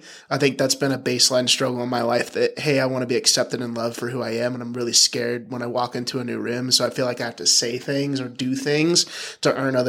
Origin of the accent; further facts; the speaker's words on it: Virginia, United States; born there; But yeah, adopted from birth. I was born in Virginia.